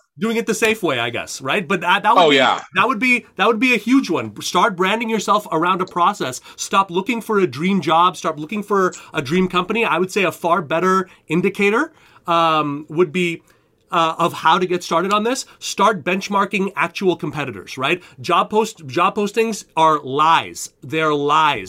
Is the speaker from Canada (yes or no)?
yes; Canada; moved away as an adult; now in United States; I'm a Canadian